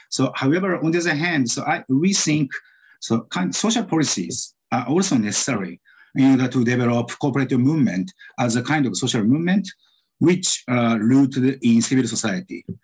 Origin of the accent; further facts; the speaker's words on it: Japan; also born or lived in Yokohama / Tokyo / Osaka / New York City; So I was born in Yokohama City in Japan and I grew up in several cities such as uh, Tokyo, Osaka, and New York City.